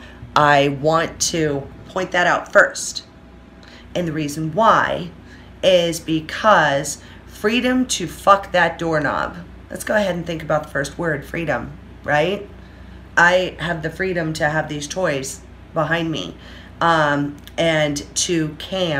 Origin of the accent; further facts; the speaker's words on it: Orange County, California, United States; moved away as an adult; now in Las Vegas, United States; I have been born and raised, I'm spoiled rotten in Orange County, fucking California